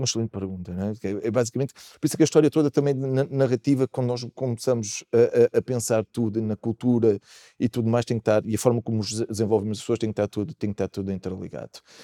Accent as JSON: {"language": "Portuguese", "country": "Portugal", "said": "Aconteceu-nos isso também como portugueses"}